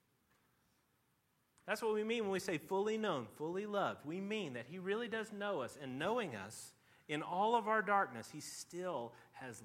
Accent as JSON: {"language": "English", "region": "Tennessee", "country": "United States", "tie": "born or raised there", "said": "I grew up in Tennessee"}